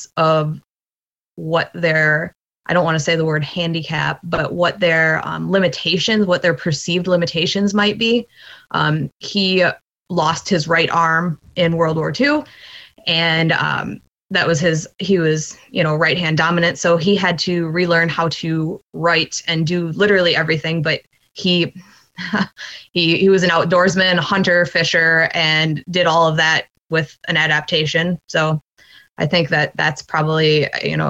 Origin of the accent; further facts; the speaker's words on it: Dubuque, Iowa, United States; moved away as an adult; also born or lived in Platteville, Wisconsin; now in Wisconsin, United States; I was born in Dubuque, Iowa, which is just across the border, Mississippi River town. I lived there my entire life until I went to college in Platteville, Wisconsin